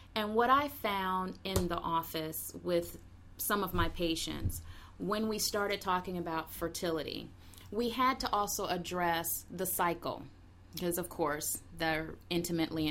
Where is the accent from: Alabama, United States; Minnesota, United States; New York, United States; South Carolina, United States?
Alabama, United States; Huntsville; moved away as an adult; also born or lived in Loma Linda, California; now in Washington, D.C., United States; we grew up together in the South in Huntsville